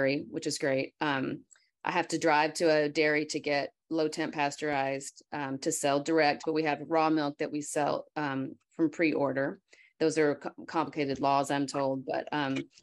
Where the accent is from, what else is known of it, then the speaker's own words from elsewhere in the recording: Paris, Texas, United States; 17 years ago, we moved back to my hometown, which is Paris